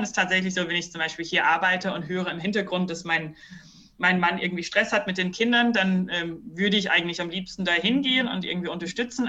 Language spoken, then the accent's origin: German; New Zealand; also born or lived in Brazil / Heidelberg, Germany; now in Germany; ich bin selber nicht äh, aus Deutschland, ich bin in Neuseeland aufgewachsen